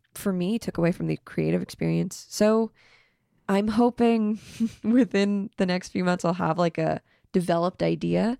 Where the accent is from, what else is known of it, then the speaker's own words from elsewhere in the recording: Fort Mill, South Carolina, United States; moved away; I'm from Fort Mill, South Carolina.